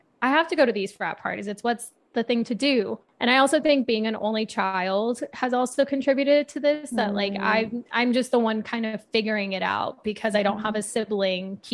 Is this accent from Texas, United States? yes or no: no; Arizona, United States; I was born and raised in Arizona